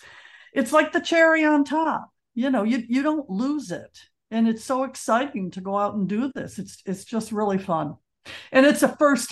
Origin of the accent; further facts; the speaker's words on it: Detroit, Michigan, United States; growing up in Detroit